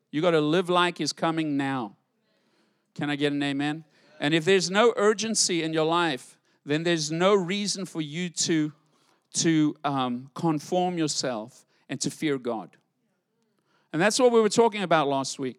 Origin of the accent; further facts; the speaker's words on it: United States; I'm an American